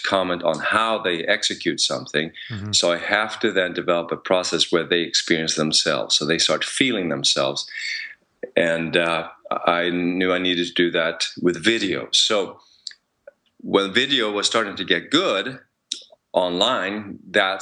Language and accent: English; Sweden; English is a second language; now in United States; I come from Sweden, so now that I'm in the US, I'm dealing with a different language also